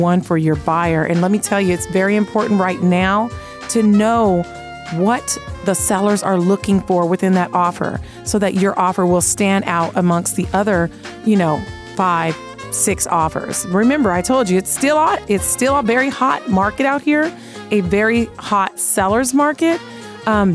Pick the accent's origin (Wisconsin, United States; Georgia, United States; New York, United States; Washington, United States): Washington, United States; Seattle; now in Las Vegas, United States; I'm originally from Seattle